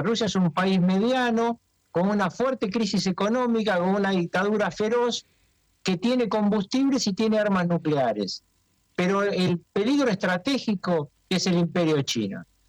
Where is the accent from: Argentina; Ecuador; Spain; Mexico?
Argentina